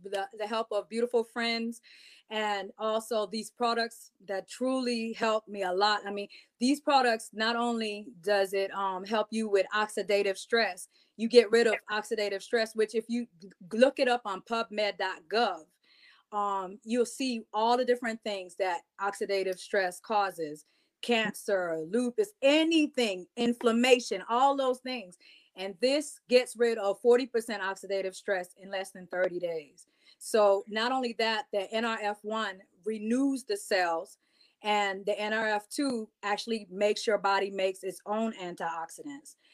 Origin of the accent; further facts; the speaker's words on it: U.S. Virgin Islands; because I'm from the Virgin Islands originally, I always like dressing more Afrocentric